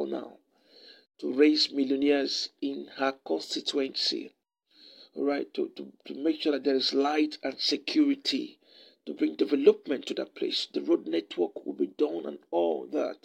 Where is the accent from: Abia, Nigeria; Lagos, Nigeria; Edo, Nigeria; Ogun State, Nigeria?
Abia, Nigeria; Isuikwuato/Umunneochi constituency; I come from Ishikwata Nomonochi constituency